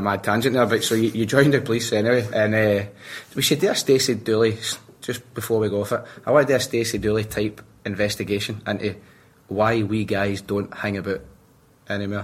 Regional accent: Glasgow, Scotland, United Kingdom; I grew up in Rob Royston, Glendale

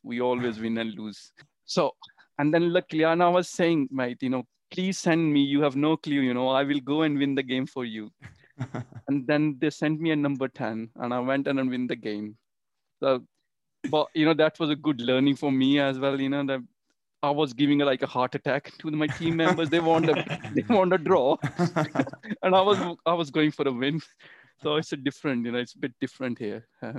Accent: India; now in United Kingdom; I still remember my first match in UK, so when I came from India.

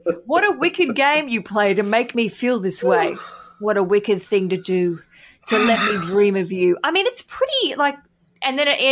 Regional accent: Newcastle, New South Wales, Australia; I was born in Newcastle

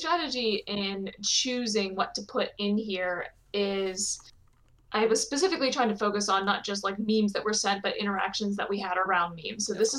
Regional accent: Ohio, United States; I can say that I'm from Ohio.

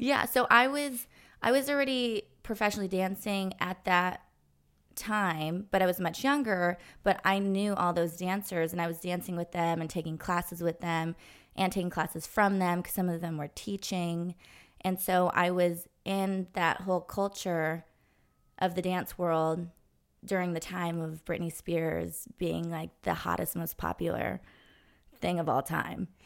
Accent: Los Angeles, California, United States; I grew up in Los Angeles

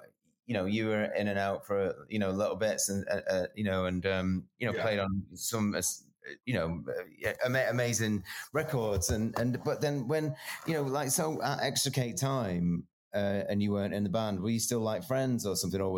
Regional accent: Edinburgh, Scotland, United Kingdom; Oh, that's right. Yeah. I'm an Edinburgh man.

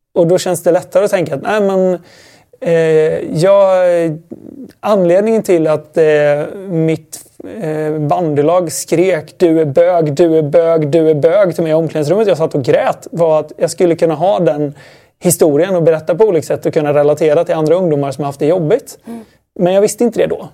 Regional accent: Sweden; Det var nog bara jag som var svensk.

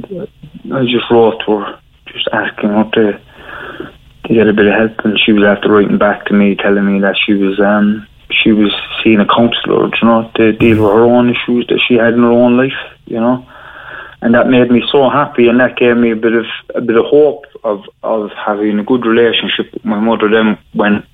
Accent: Cork, Munster, Ireland; I grew up in Hollyhill in Arcullen

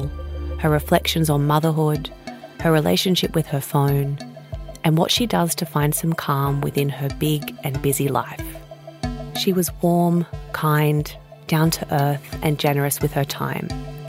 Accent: Australia; I'm Australian and I live here

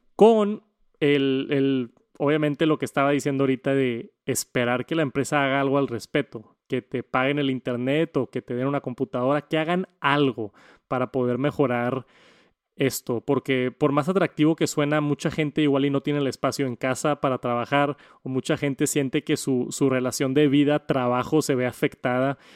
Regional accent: Mexico; como mexicano

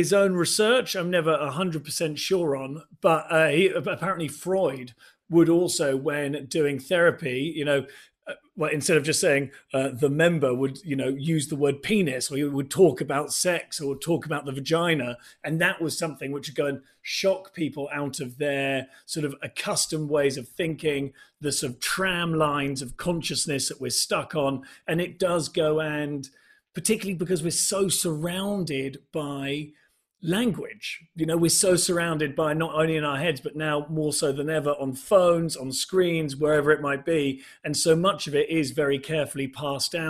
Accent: England, United Kingdom; growing up in England

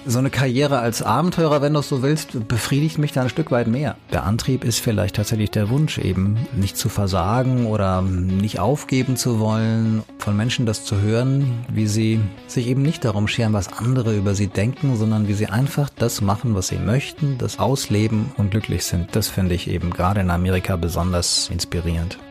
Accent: Hanau, Hesse, Germany; also born or lived in Munich; meine Heimatstadt Hanau in Hessen

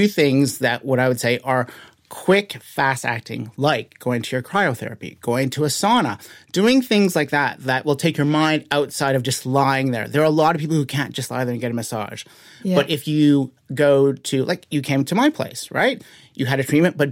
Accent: Canada; I am from Canada.

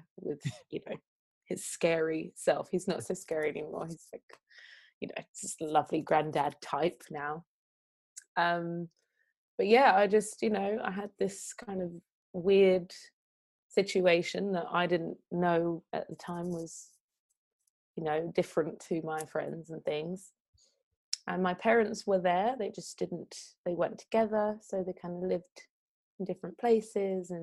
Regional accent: London, United Kingdom; I was raised by my Jamaican grandparents in South London

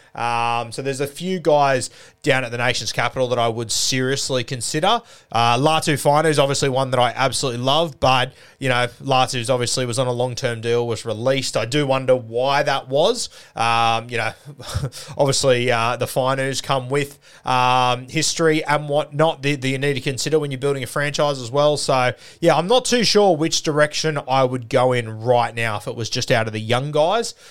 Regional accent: Sydney, New South Wales, Australia; growing up in the South Sydney comp

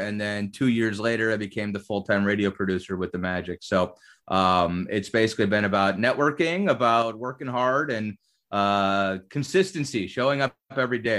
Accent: Cleveland, Ohio, United States; moved away; I grew up in Cleveland, Ohio.

